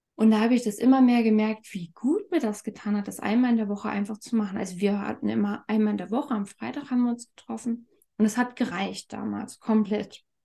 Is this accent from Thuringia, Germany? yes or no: yes; Thuringia, Germany; ich komme aus Thüringen